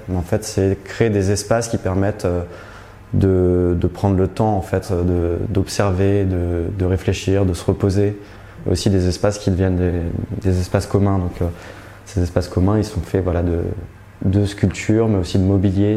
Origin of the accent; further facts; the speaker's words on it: France; moved away as an adult; also born or lived in Paris / Berlin; now in Brussels, Belgium; Je suis français mais j'habite depuis trois ans à Bruxelles